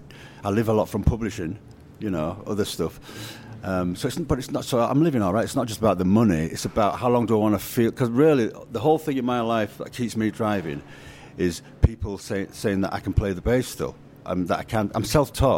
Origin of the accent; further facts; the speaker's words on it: Leeds, Yorkshire and the Humber, United Kingdom; I grew up in Leeds in a Jamaican neighborhood.